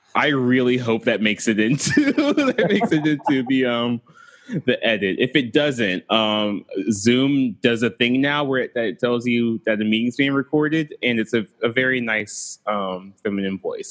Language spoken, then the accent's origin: English; Greensboro, North Carolina, United States; I'm from Greensboro